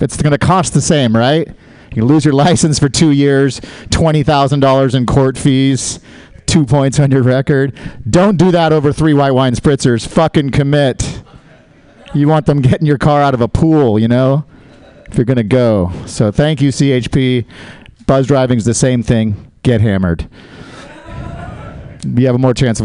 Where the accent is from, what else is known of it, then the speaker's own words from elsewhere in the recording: Oakland, California, United States; As you can tell from my accent, I am from Oakland.